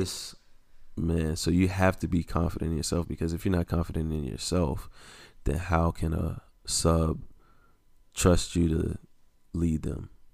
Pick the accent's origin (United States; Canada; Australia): United States; the South; I grew up in the South